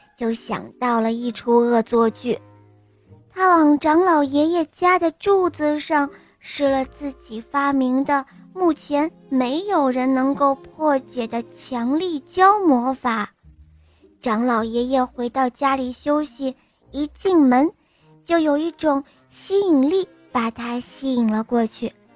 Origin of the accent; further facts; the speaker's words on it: Shanghai, China; 今年五岁了，我来自上海